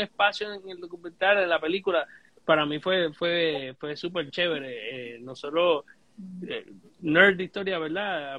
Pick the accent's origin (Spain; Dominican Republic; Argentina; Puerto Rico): Puerto Rico